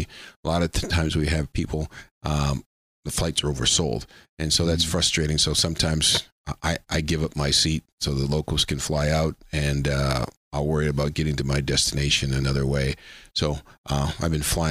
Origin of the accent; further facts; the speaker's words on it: Chicago, Illinois, United States; moved away as an adult; also born or lived in Minnesota / New York; now in Erie, United States; I was born in Chicago, lived in the South City, South Suburbs, downtown, then the Northwest Suburbs, went to college in Minnesota